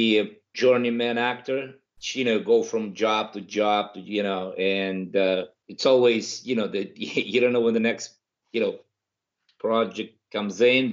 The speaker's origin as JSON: {"language": "English", "region": "Kyiv", "country": "Ukraine", "also_born_or_lived": "Moscow, Russia", "second_language": "English", "moved": "as an adult", "lives_now": "Los Angeles, United States", "said": "I'm originally from Kyiv, Ukraine"}